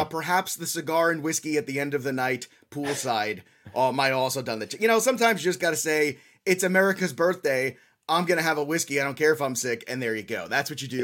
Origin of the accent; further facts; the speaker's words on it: New York, United States; As a kid growing up in New York